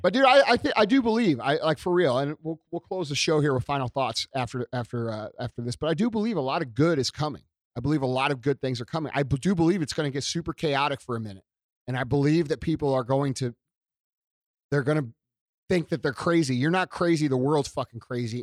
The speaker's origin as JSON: {"language": "English", "town": "St. Louis", "region": "Missouri", "country": "United States", "said": "being from Saint Louis"}